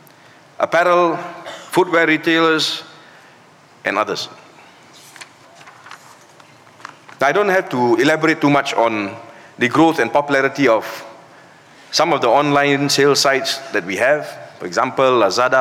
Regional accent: Malaysia

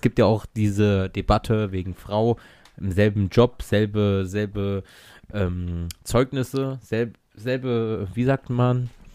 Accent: Germany; Ich bin Deutscher, Weißer

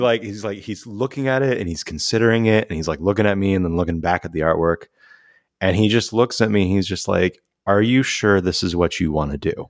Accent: San Jose, California, United States; also born or lived in San Francisco; growing up in San Jose, California

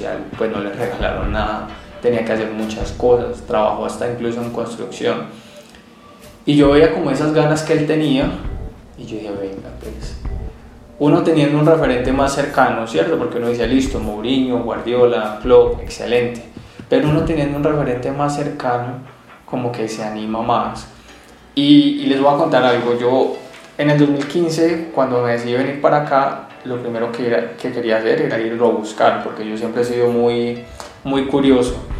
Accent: Colombia; also born or lived in Bogotá / Europe; now in Medellín, Colombia; me considero un colombiano

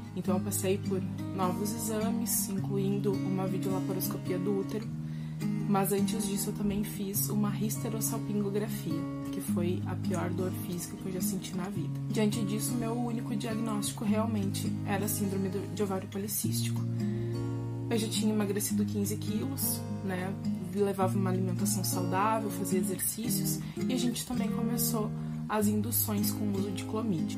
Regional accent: Rio Grande do Sul, Brazil; eu tenho 30 anos e eu sou gaúcha

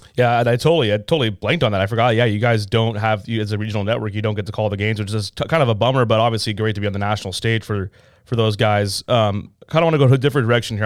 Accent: California, United States; I'm a Californian myself.

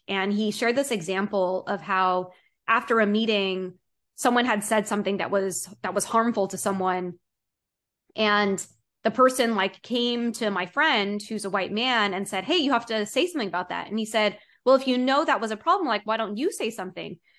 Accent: East Coast, United States; growing up on the East Coast

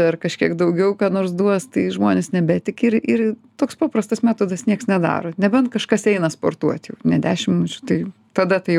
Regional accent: Lithuania; nors mes esam lietuviai

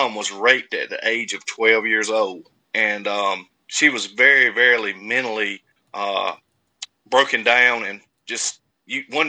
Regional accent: Castalia, North Carolina, United States; also born or lived in Louisville, Kentucky; I'm from Eastern North Carolina in a little town called Castalia. It's population 300 and some change. Very small town. Everybody knows everyone. I've been there my whole life

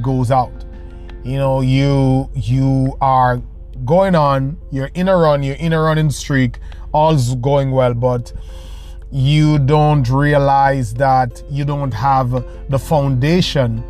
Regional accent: Jamaica; moved away; I was still in Jamaica, living in Jamaica. I'm originally Jamaican

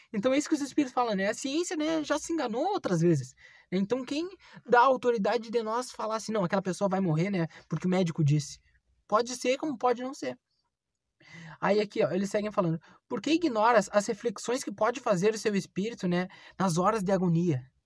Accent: Bagé, Rio Grande do Sul, Brazil; moved away as an adult; estou aqui em Bagé, vim visitar minha terra natal

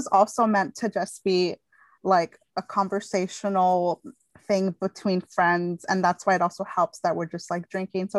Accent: Southern California, United States; and I'm 27 years old, and I work full-time in the public relations industry, and I'm from Southern California.

